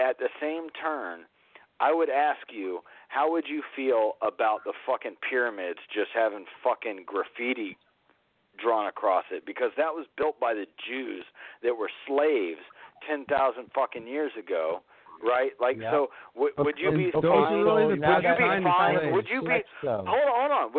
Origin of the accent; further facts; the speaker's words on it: the South, United States; I've always grown up in the South